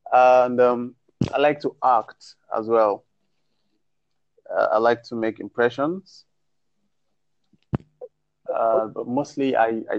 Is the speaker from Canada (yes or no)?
no; Nigeria; as a Nigerian